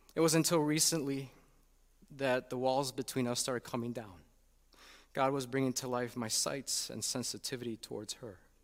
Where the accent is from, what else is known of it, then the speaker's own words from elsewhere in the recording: Chicago, Illinois, United States; moved away as an adult; also born or lived in Saint Louis; to come to Chicago back in two thousand seventeen. Little did we know that there were other reasons for the call beyond doing church ministry in my hometown